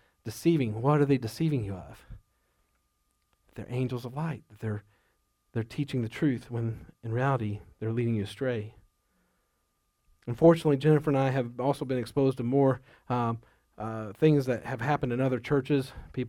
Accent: Duncan, Oklahoma, United States; I think about growing up in Duncan, Oklahoma.

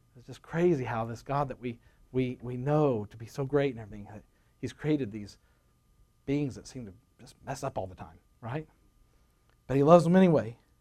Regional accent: Rogers, Arkansas, United States

